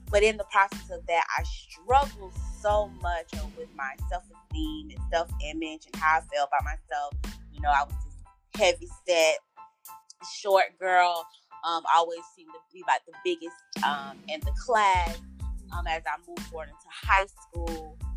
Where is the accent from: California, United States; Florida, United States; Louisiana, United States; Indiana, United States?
Florida, United States; Tallahassee; I was raised in Tallahassee